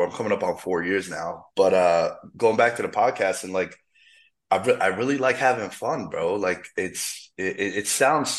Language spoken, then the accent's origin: English; New York City, New York, United States; moved away as an adult; also born or lived in Queens; now in Las Vegas, United States; back home in the city, in the five boroughs, the real New York, not that upstate